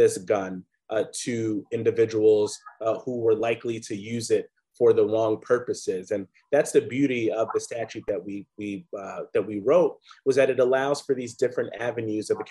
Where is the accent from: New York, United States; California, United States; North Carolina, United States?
New York, United States; as a New Yorker